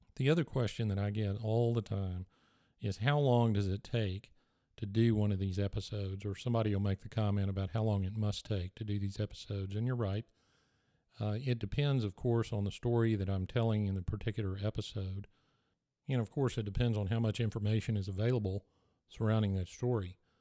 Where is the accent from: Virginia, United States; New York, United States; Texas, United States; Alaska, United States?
Texas, United States; growing up in Texas, you get exposed to so many things that just don't exist other places.